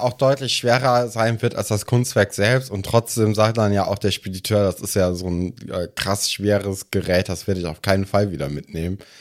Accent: Germany; bei uns in Deutschland

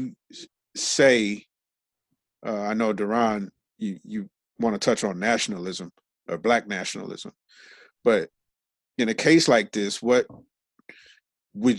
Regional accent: Los Angeles, California, United States; I grew up in South Central Los Angeles

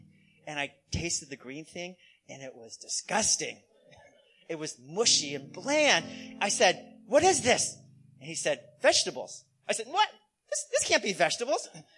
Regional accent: United States; Well, I'm Chinese American, and in Chinese culture, eating good food is really important.

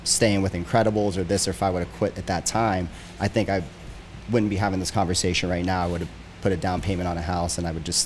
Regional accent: Pennsylvania, United States; moved away as an adult; growing up in Pennsylvania

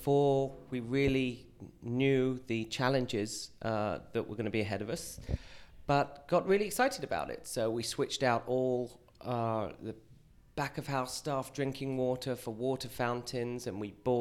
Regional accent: United Kingdom; moved away as an adult; now in New York, United States; I'm British, but I've lived in New York and the States for 20 years

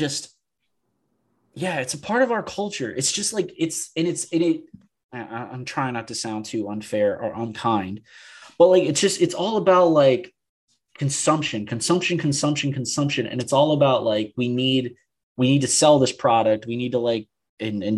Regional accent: New Orleans, Louisiana, United States; now in Austin, United States; growing up in New Orleans

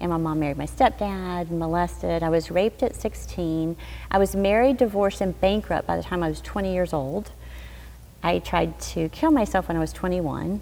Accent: Arkansas, United States; I grew up in Arkansas

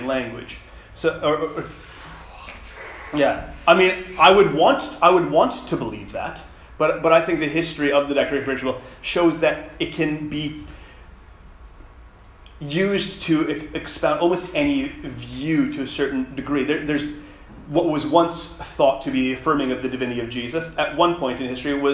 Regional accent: Western Canada, Canada; moved away; Me coming from a Canadian context, I grew up in the Baptist Fellowship of Western Canada

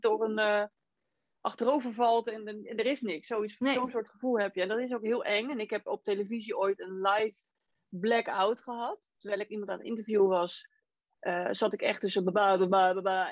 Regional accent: Rotterdam, South Holland, Netherlands; moved away; Ik kom zelf oorspronkelijk ook uit Rotterdam

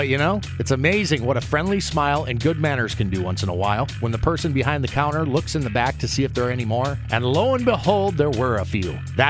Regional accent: Minneapolis–Saint Paul, Minnesota, United States; now in Des Moines, United States; Growing up in the Twin Cities

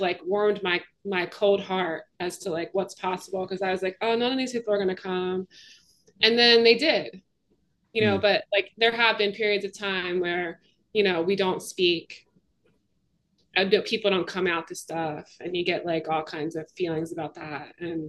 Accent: Canada; now in Philadelphia, United States; You know, I'm from Canada, and I sort of get the sense that, like, in Canada, it's tricky to describe it

